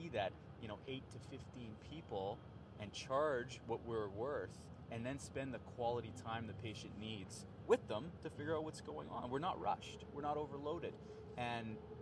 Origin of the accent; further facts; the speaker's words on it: Canada; I'm a Canadian born and raised